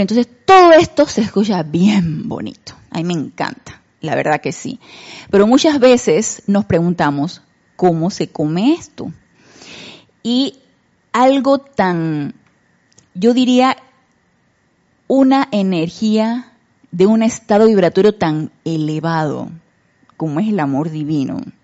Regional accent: Panama; nosotros en Panamá

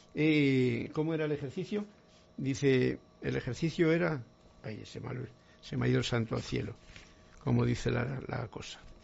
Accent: Spain; para mí que soy español

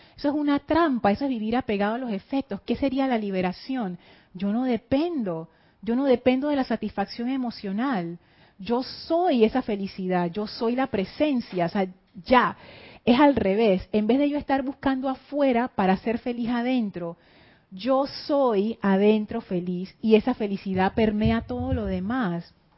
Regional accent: Panama; yo soy panameña

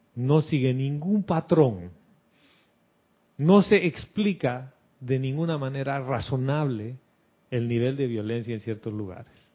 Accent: Bolivia; now in Panama; de cuando era niño, de las dictaduras en Bolivia que nos levantábamos a las 4 de la mañana con mi mamá

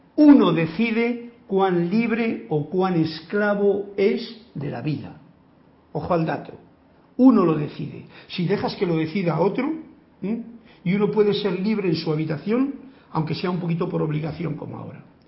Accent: Spain; yo he nacido en España

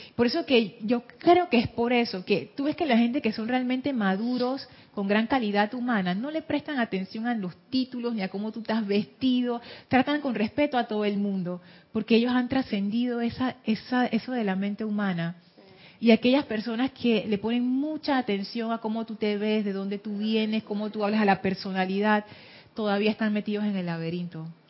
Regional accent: Panama; Soy mujer, soy panameña

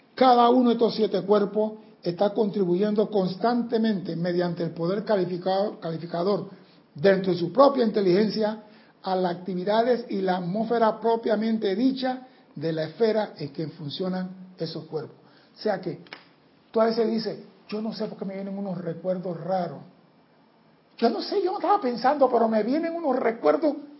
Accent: Panama; yo soy panameño.

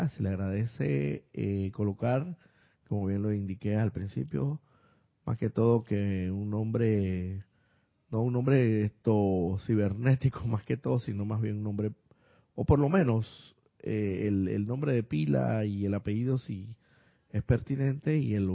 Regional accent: Córdoba, Argentina; de Córdoba, Argentina.

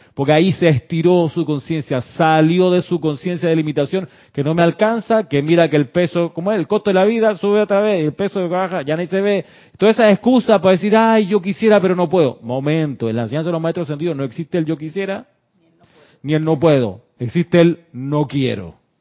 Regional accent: Chile; now in Panama; sí soy panameño, pero también me crié en Chile

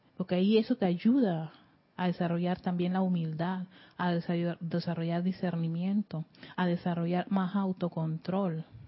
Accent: Panama

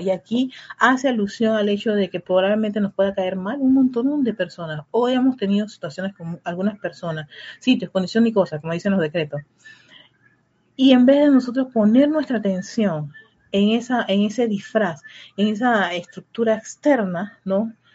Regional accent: Panama; en el caso de mi país

